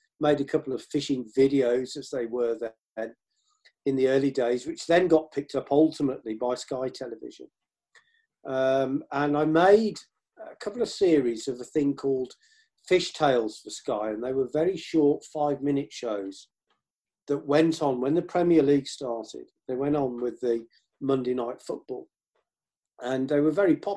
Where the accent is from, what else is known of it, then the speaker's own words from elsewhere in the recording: Birmingham, West Midlands, United Kingdom; I was brought up around Birmingham and the Black Country